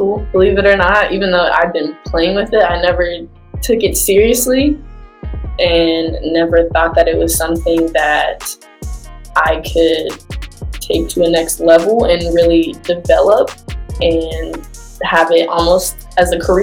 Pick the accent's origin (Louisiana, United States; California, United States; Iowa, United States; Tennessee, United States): Tennessee, United States; Nashville; I was born in Nashville, Tennessee, so I lived there growing up